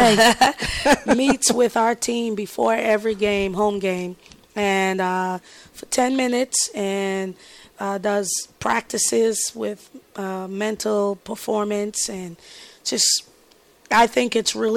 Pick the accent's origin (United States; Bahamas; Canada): Bahamas; moved away; born and raised in the Bahamas.